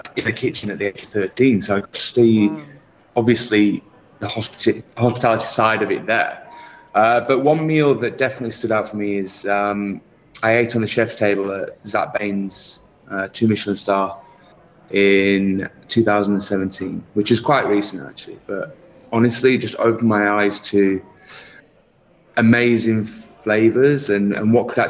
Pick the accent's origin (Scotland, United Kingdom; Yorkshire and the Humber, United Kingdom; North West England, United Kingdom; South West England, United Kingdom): Yorkshire and the Humber, United Kingdom; Barnsley; moved away as an adult; also born or lived in London; now in Abu Dhabi, United Arab Emirates; I'm originally from Barnsley in South Yorkshire. Hometown group there, and then fled the nest at 18